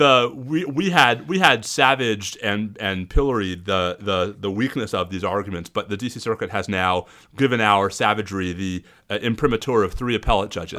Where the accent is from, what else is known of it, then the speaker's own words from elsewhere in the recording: New York, United States; now in Austin, United States; even though I live in Austin, Texas, I'm from New York